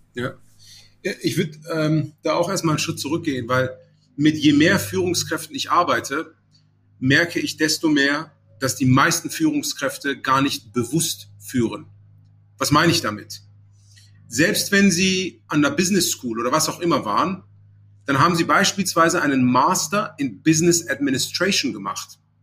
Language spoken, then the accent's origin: German; Aachen, North Rhine-Westphalia, Germany; moved away as an adult; also born or lived in Munich; now in Cologne, Germany; Ich bin jetzt ursprünglich in Aachen aufgewachsen